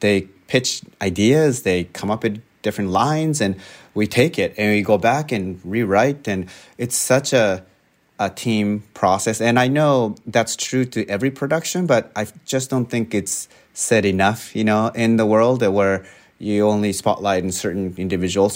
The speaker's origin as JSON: {"language": "English", "country": "Japan", "tie": "born or raised there", "moved": "as an adult", "lives_now": "United States", "said": "I grew up in Japan"}